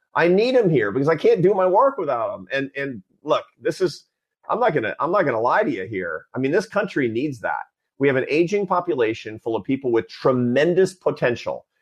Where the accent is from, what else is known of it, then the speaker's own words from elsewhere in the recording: Seattle, Washington, United States; when I was a kid, I was a Seattle Mariners fan growing up in Seattle